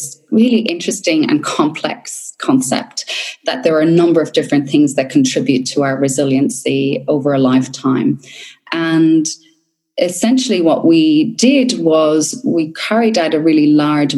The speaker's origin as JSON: {"language": "English", "country": "Ireland", "tie": "born or raised there", "moved": "yes", "lives_now": "Australia", "said": "where I grew up in Ireland, you know, I grew up in the country"}